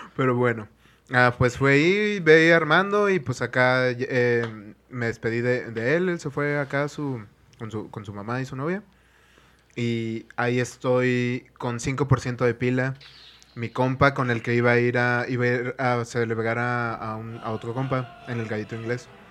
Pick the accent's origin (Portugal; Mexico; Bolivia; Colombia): Mexico; northern Mexico; norteño en, tierras de, de, Moctezuma